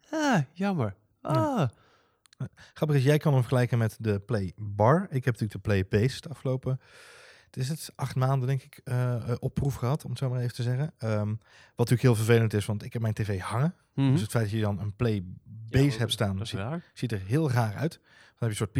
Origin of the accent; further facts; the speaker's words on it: North Brabant, Netherlands; accent: Brabantian; blijft het feit overeind staan dat Siri nog steeds moeite heeft met mijn Brabantse tongval.